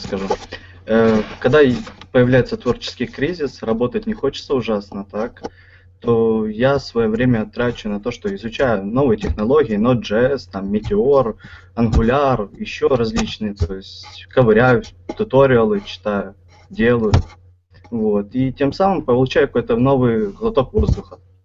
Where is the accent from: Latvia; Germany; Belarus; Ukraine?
Ukraine; Kyiv; сам из Киева